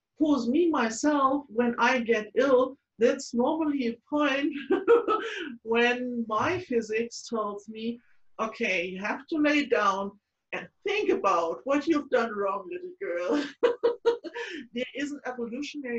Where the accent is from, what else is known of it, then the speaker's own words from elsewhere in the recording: Frankfurt, Hesse, Germany; born in 1938 in my hometown, Frankfurt